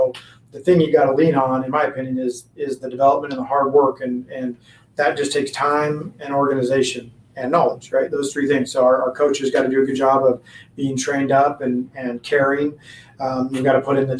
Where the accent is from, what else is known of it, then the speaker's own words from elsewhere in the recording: Washington, United States; moved away as an adult; now in Arizona, United States; I grew up in Washington as well.